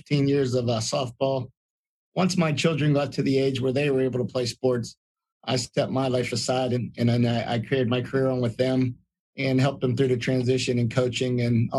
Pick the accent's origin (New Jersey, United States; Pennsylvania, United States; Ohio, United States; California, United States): Pennsylvania, United States; Clairton; I was born and raised in Clairton, and I came from an average to a poor type family